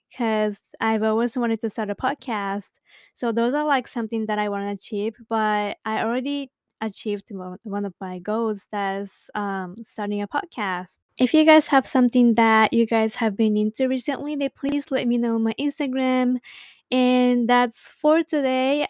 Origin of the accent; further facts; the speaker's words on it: Saitama, Japan; English is a second language; also born or lived in Ibaraki Prefecture; I was born in Ibaraki Prefecture and then raised in Saitama Prefecture, which is located to the north